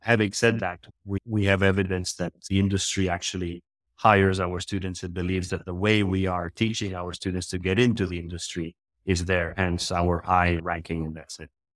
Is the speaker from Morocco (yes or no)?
yes; Morocco; also born or lived in Philippines; now in Marbella, Spain; I am actually from the Philippines, but I grew up in Morocco